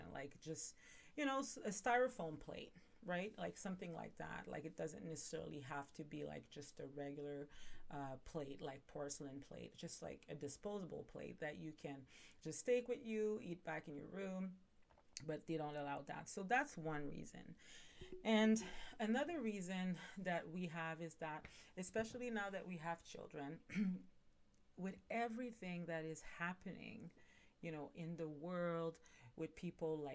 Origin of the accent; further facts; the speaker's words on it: Montreal, Quebec, Canada; now in Ontario, Canada; I'm initially from Montreal, I'm pretty sure I've said that, and I now live in Ontario